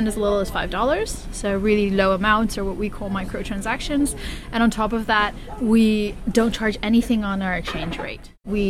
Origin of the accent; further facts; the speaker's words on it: Philippines; To me, the Philippines is very near and dear to my heart. As a Filipina, happened to be a Harvard graduate